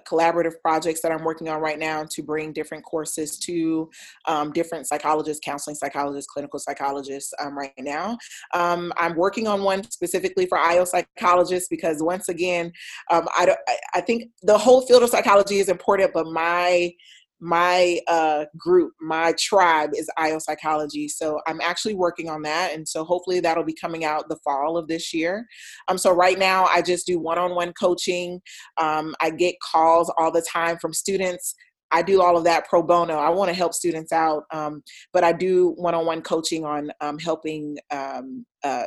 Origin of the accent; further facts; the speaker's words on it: Troy, Alabama, United States; accent: twang; moved away as an adult; I'm from Alabama, Troy, Alabama. You may hear a twang in my voice, or maybe not